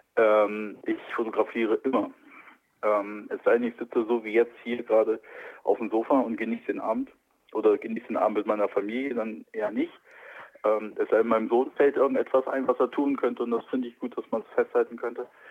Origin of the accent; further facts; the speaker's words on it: Wilhelmshaven, Lower Saxony, Germany; also born or lived in Kiel; now in Berlin, Germany; ich komme nicht aus Hamburg, ich bin in Wilhelmshaven aufgewachsen.